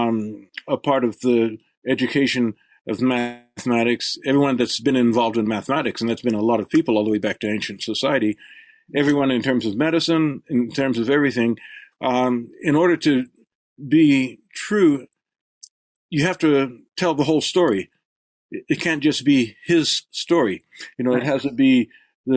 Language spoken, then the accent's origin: English; El Paso, Texas, United States; I grew up in El Paso, Texas